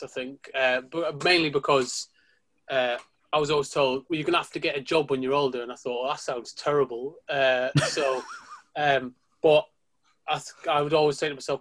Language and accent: English; Sunderland, North East England, United Kingdom; moved away as an adult; also born or lived in Preston; I'm from Sunderland originally, in case you can't tell.